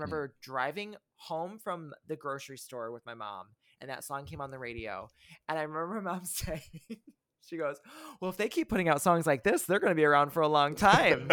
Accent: near South Bend, Indiana, United States; my hometown

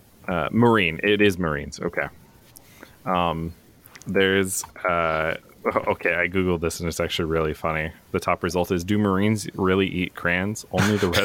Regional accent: southeastern Washington, United States; now in Pennsylvania, United States; I grew up in southeastern Washington

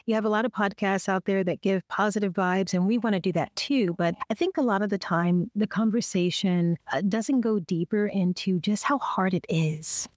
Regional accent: Detroit, Michigan, United States; moved away as an adult; also born or lived in Youngstown, Ohio; Detroit, Michigan, my hometown

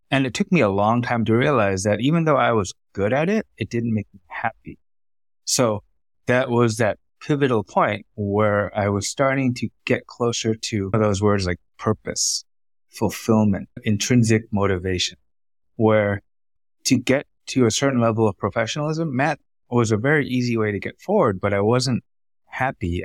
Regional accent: United States; first language Vietnamese; English is a second language; moved away as an adult; also born or lived in Vietnam / Thailand / Singapore; I was born in America, raised to be a doctor

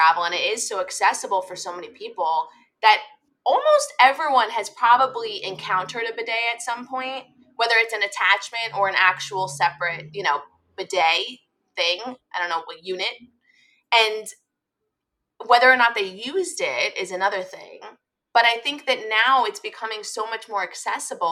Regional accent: United States; I'm an American

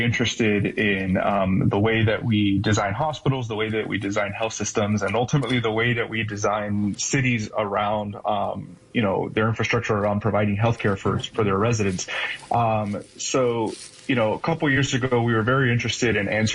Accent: Miami, Florida, United States; moved away as an adult; now in Midwest, United States; I grew up in Miami, Florida, and my parents were first generation immigrants from Cuba

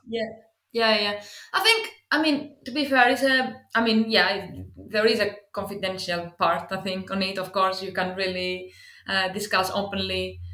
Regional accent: Greece; English is a second language; moved away as an adult; also born or lived in Athens / Cardiff / Swansea; now in United Kingdom; I come from Greece originally. You probably understand from the accent.

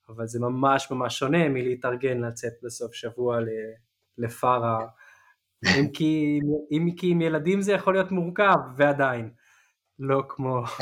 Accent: Israel; לי כישראלי

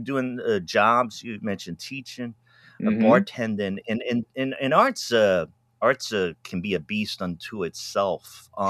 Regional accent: New England, United States; growing up in New England

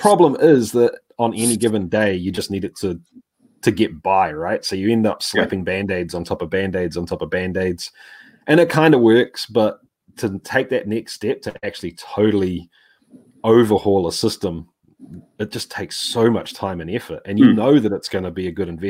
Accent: Cairns, Queensland, Australia; moved away; also born or lived in New Zealand; I was born in Australia, up in Cairns, so, you know, Australia and New Zealand are both home to me

